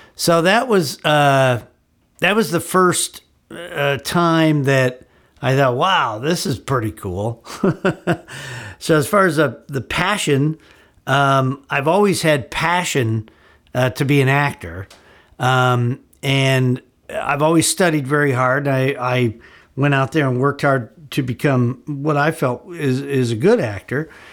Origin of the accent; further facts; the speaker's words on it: Gurnee, Illinois, United States; moved away as an adult; also born or lived in Chicago, Illinois; now in Los Angeles, United States; I was back in my hometown, my old hometown of Gurnee, Illinois